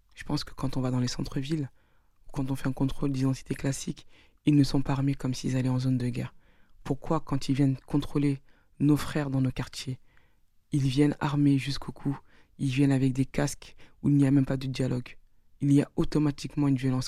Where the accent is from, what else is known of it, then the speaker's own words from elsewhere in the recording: France; nous sommes tous des Français